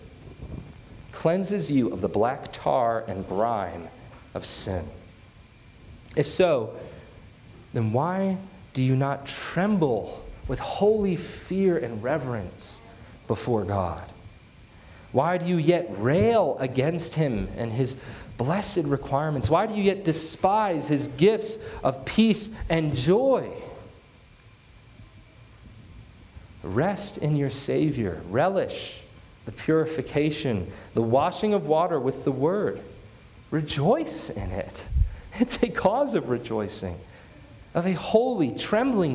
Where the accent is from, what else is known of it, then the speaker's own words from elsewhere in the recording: United States; ourselves as American Christians